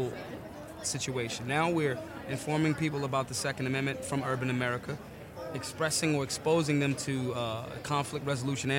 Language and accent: English; Philadelphia, Pennsylvania, United States; I'm from North Philly